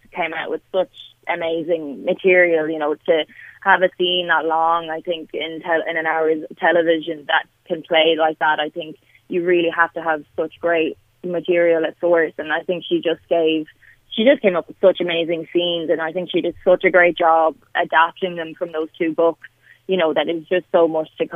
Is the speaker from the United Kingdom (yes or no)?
no; Limerick, Munster, Ireland; I'm from Limerick